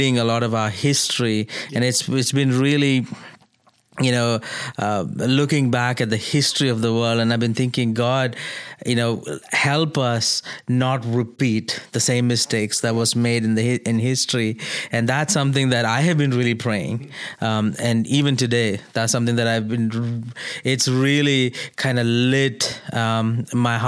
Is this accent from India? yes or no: yes; India; moved away as an adult; now in United States; as an Indian who is here in America in my second year in the U.S.